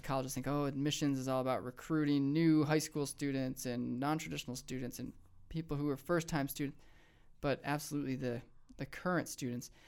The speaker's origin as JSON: {"language": "English", "town": "Rochester", "region": "New York", "country": "United States", "tie": "born or raised there", "also_born_or_lived": "Chicago / Richmond, Virginia", "moved": "as an adult", "lives_now": "Missoula, United States", "said": "I grew up in Rochester, New York"}